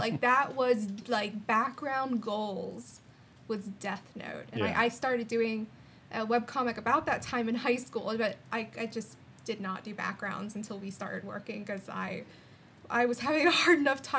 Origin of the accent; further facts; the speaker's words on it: West Palm Beach, Florida, United States; I grew up in South Florida. Mm-hmm. It's like West Palm area. Kind of a weird place.